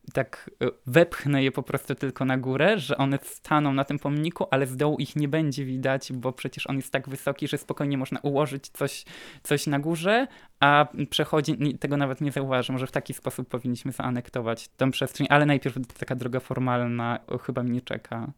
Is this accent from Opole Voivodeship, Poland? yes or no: yes; Piotrówka, Opole Voivodeship, Poland; moved away as an adult; now in Katowice, Poland; mieszkam na co dzień w Katowicach, ale pochodzę z małej wsi w województwie opolskim, wsi Piotrówka